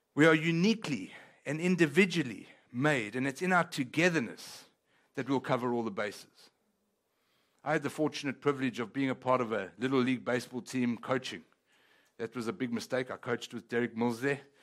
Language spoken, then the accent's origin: English; South Africa; first language Italian; English is a second language; now in Texas, United States; I come from a place called South Africa. But that being said, even though I was born in South Africa